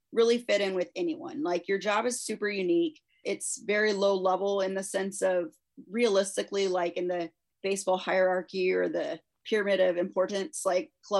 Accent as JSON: {"language": "English", "region": "Texas", "country": "United States", "tie": "born or raised there", "said": "I grew up in Texas."}